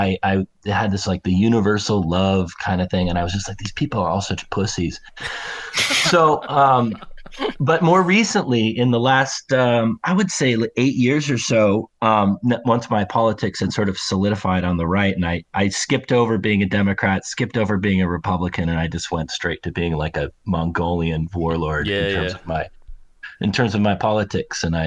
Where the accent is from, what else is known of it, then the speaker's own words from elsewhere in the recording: Pacific Northwest, United States; I'm from the Pacific Northwest